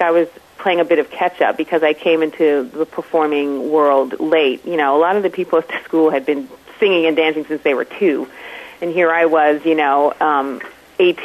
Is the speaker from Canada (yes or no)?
yes; Toronto, Ontario, Canada; I am originally from Toronto, Canada. I grew up in a household with a mom who was a nurse